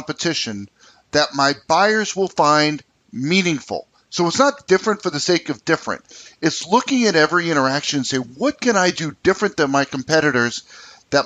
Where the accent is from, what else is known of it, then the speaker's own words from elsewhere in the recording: United States; moved away; also born or lived in New York City, New York / New Jersey; I'm an East Coast person. I grew up in New York City, New Jersey